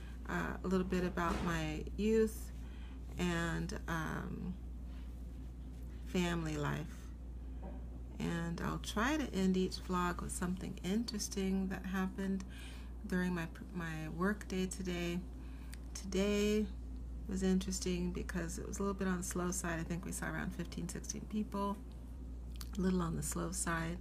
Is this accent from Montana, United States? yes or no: no; Seattle, Washington, United States; moved away as an adult; now in New York City, United States; I grew up in Seattle.